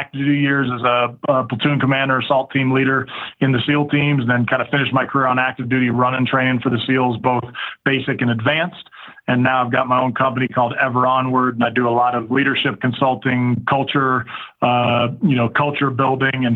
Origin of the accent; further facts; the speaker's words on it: Bay Area, California, United States; I grew up in the Bay Area, California